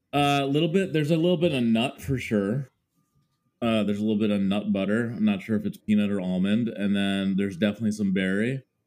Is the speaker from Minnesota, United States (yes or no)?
yes; Mendota Heights, Minnesota, United States; moved away as an adult; now in New York, United States; So I grew up in Minnesota. I spent pretty much 25 years uh, of my life there, aka my childhood and adolescence